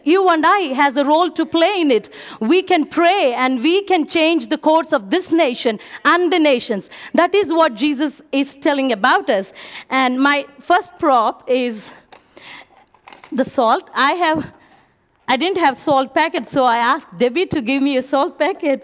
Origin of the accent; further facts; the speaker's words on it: India; moved away; I'm from India.